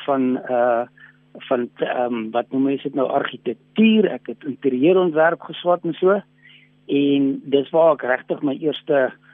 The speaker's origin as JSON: {"language": "Afrikaans", "region": "Western Cape", "country": "South Africa", "tie": "born or raised there", "also_born_or_lived": "Loeriesfontein, Northern Cape", "moved": "yes", "lives_now": "Pretoria, South Africa", "said": "ek het wel in die Kaap het ek groot geword en daar skool gegaan"}